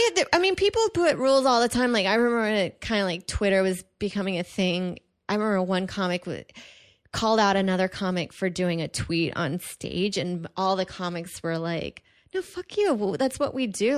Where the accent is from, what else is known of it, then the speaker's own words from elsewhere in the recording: Houston, Texas, United States; moved away; it's actually pretty big in my hometown